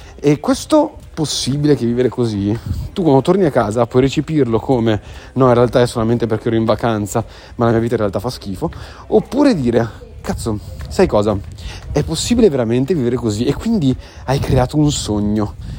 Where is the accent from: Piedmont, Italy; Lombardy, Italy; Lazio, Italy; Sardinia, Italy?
Sardinia, Italy; moved away; sono sardo